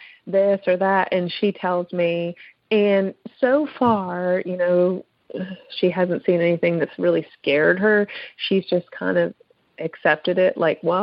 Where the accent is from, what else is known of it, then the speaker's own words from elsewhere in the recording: Pennsylvania, United States; I'm from Pennsylvania